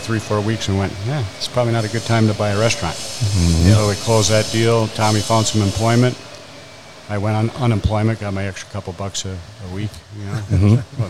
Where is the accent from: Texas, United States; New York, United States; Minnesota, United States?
Minnesota, United States; St. Cloud; we're both from St. Cloud